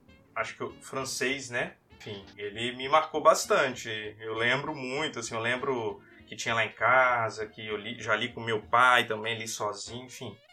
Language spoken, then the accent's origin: Portuguese; Vitória, Espírito Santo, Brazil; Eu sou de Vitória, Espírito Santo